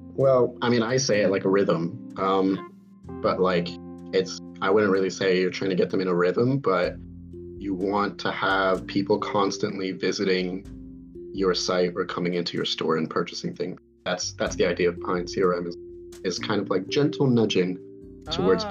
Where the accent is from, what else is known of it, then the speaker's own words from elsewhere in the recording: United States; accent: American; I have an American accent